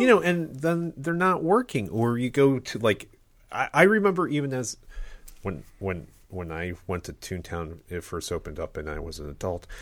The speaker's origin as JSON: {"language": "English", "region": "Ohio", "country": "United States", "tie": "born or raised there", "said": "born and raised in Ohio"}